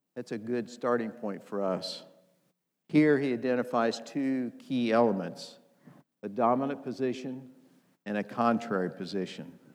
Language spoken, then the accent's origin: English; Indiana, United States; I'm from Indiana, and if you know anything about Indiana, we play basketball.